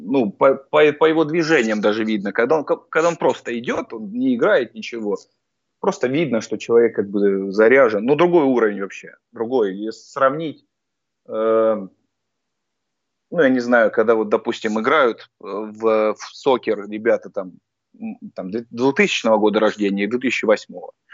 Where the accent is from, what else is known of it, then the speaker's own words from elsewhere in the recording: Voronezh, Voronezh Oblast, Russia; moved away as an adult; now in Krasnodar, Russia; когда жил в Воронеже, сам я просто из Воронежа, а переехал в Краснодар в 2015 году